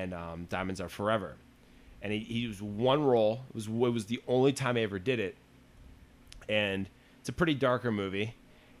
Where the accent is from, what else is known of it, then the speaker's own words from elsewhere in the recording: United States; I'm an American